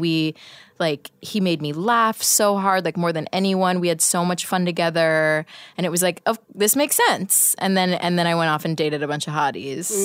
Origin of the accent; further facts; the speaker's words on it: Portland, Oregon, United States; I grew up in Portland, Oregon, where there are no black people